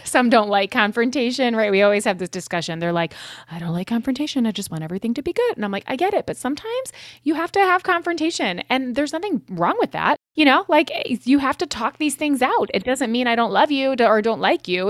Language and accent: English; Connecticut, United States; born or raised there; moved away